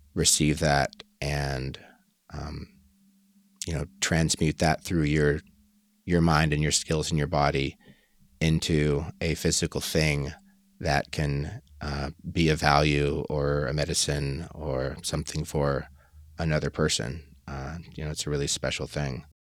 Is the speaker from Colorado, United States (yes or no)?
yes; Colorado, United States; moved away as an adult; I was born here in Colorado, where I currently live